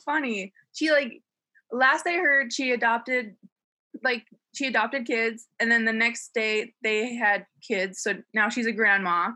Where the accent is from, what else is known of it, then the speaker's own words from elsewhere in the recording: Utah, United States; I'm from the West Coast. No, I'm from Utah.